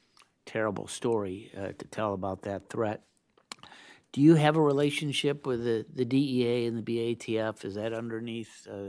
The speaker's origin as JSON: {"language": "English", "region": "Midwest", "country": "United States", "said": "As a Midwesterner, not really, not Connecticut or Delaware"}